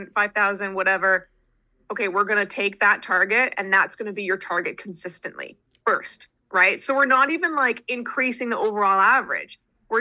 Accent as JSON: {"language": "English", "country": "Canada", "said": "I'm Canadian"}